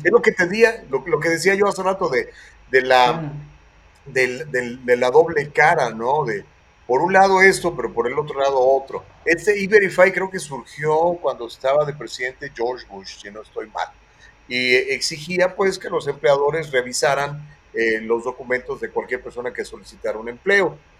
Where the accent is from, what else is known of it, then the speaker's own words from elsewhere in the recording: Mexico; soy un prieto mexicano